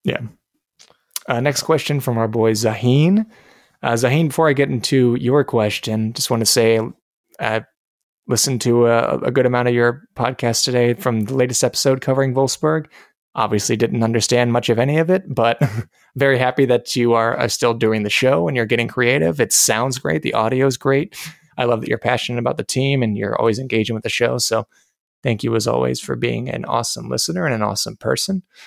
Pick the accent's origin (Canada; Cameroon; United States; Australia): United States